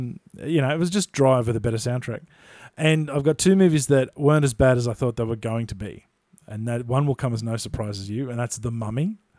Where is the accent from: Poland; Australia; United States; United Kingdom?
Australia; growing up in Australia